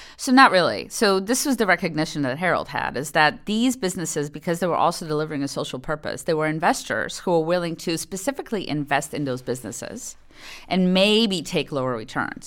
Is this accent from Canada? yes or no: no; Poland; moved away; I grew up in Poland. And I spoke Polish.